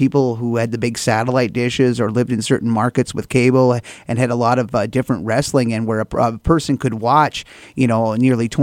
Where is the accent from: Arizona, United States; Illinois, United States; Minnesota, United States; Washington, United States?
Minnesota, United States; northwestern; I grew up here in northwestern Minnesota